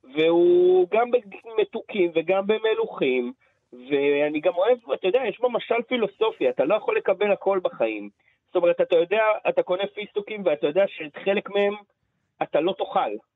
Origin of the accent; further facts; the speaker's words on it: Israel; גדלתי בלינה משותפת בקיבוץ